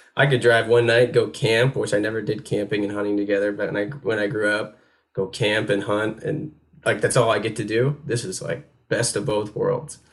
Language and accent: English; upstate New York, United States; moved away as an adult; now in North Carolina, United States; I grew up in New York State